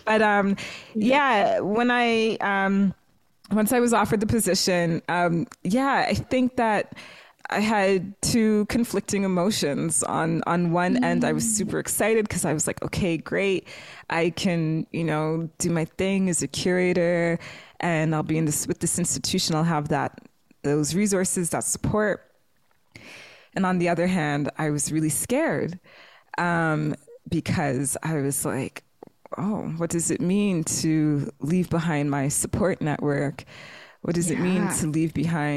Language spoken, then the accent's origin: English; Toronto, Ontario, Canada; moved away as an adult; also born or lived in Brandon, Manitoba; I grew up in Toronto all my life, well, specifically Scarborough, which, you know, is millions of people.